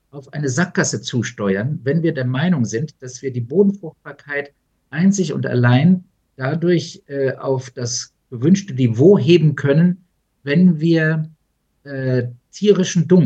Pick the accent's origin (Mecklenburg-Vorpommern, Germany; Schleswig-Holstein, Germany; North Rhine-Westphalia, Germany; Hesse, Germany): Hesse, Germany; Wiesbaden; born there; ich bin ja in Wiesbaden geboren